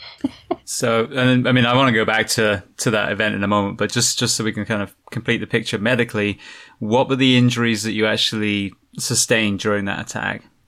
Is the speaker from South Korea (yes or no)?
no; England, United Kingdom; now in United States; where I grew up in England